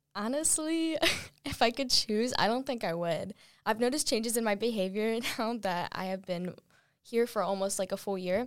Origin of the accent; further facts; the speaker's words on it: Raleigh, North Carolina, United States; I grew up in the Raleigh traffic